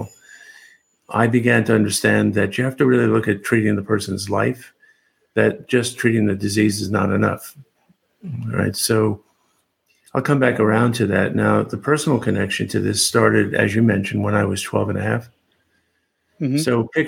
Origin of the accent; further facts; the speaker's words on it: New York, United States; moved away as an adult; now in Seattle, United States; I grew up in New York, spent most of my life there till the late 90s